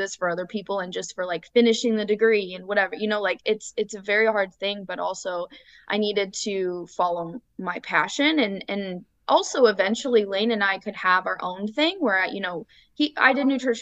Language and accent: English; Illinois, United States; also born or lived in Iowa; now in Austin, United States; we're originally from Illinois and then we moved to Iowa for school